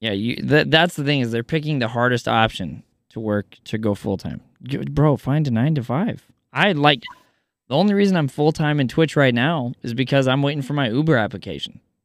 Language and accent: English; Kansas, United States; I grew up in Kansas